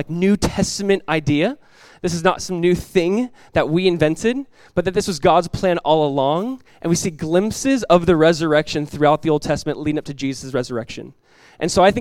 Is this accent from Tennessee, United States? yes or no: no; Southern California, United States; moved away; my wife and I were born and raised in Southern California.